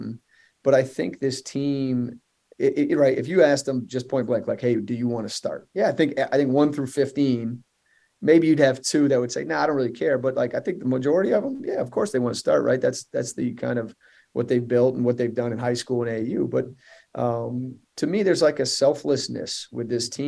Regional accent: Vermont, United States; moved away; growing up in Vermont

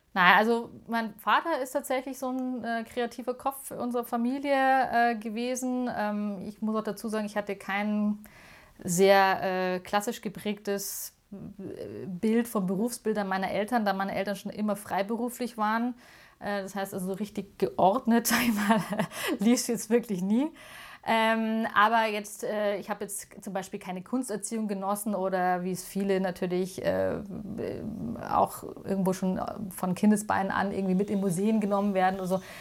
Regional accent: Munich, Bavaria, Germany; ich bin tatsächlich in Münderkindl und in Heidhausen groß geworden

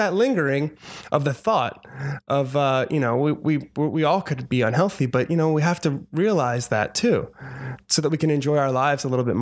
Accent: Audubon, New Jersey, United States; moved away as an adult; also born or lived in Philadelphia / New York City; now in Los Angeles, United States; That's where I grew up, because I think he mentioned Cherry Hill. I grew up in Audubon, which is literally 5 minutes away.

